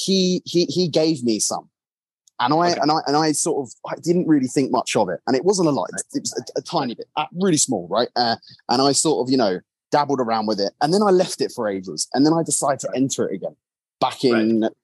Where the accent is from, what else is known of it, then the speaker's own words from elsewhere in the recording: England, United Kingdom; I'm English